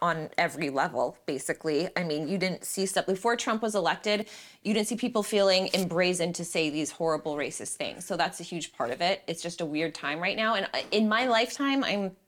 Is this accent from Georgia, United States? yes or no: no; Las Vegas, Nevada, United States; now in California, United States; I grew up in Las Vegas